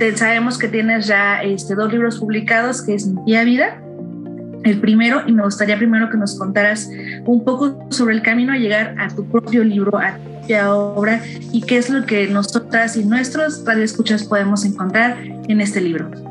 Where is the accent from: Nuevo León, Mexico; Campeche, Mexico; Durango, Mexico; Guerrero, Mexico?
Guerrero, Mexico; Chilpancingo; yo soy de Chilpancingo también